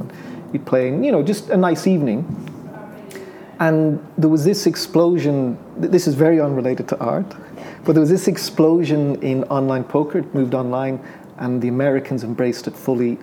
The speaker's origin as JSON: {"language": "English", "country": "Ireland", "tie": "born or raised there", "also_born_or_lived": "United Kingdom", "accent": "Irish", "said": "we moved off to the UK for three years, which was kind of like a, a formative period. Then went back to Ireland"}